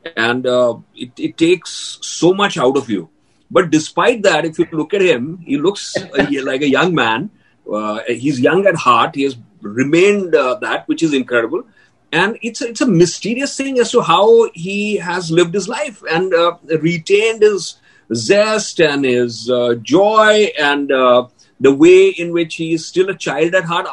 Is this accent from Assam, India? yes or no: no; Ahmedabad, Gujarat, India; moved away as an adult; I was from a small town. I was from Ahmedabad.